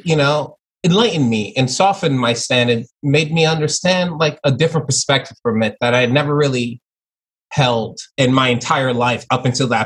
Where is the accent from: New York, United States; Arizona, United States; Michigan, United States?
New York, United States; New York City; also born or lived in Long Island; I was born in Flatbush, Brooklyn. And then I moved to Long Island